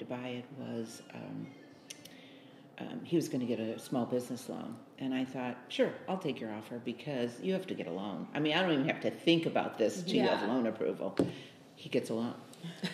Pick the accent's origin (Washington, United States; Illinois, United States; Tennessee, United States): Illinois, United States; Chicago; moved away as an adult; also born or lived in San Jose, California; I was born and raised in Chicago